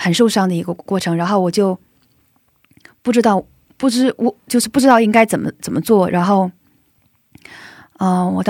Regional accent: China; now in South Korea; 而且我们组就我一个中国人

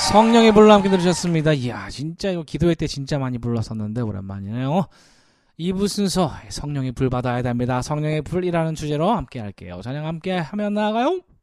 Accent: South Korea; 우리 대한민국 사람으로서

